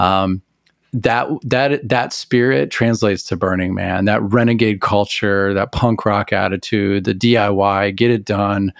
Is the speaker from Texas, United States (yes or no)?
yes; Amarillo, Texas, United States; I grew up in Amarillo, Texas